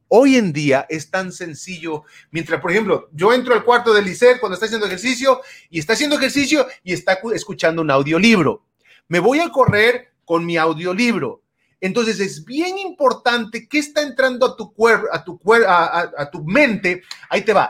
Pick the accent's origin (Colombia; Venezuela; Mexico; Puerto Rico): Mexico; now in United States; crecí en México y allá no acostumbraba mucho la lectura